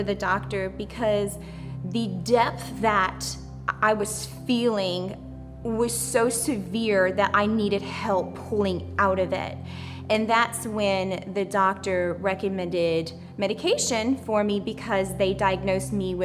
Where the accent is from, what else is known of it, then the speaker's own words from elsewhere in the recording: Louisiana, United States; I grew up in Louisiana amongst a large family. It was a small town on the bayou